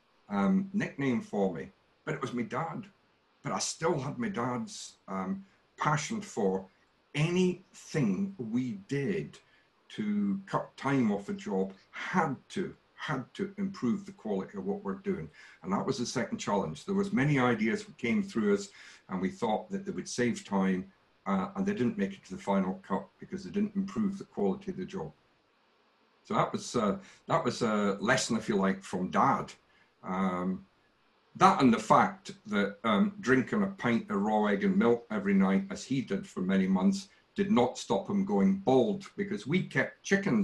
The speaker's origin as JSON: {"language": "English", "area": "near Glasgow", "region": "Scotland", "country": "United Kingdom", "tie": "born or raised there", "said": "I grew up in a place called Kilkeggy, and not many people will know that, but it's about 17 miles out of Glasgow"}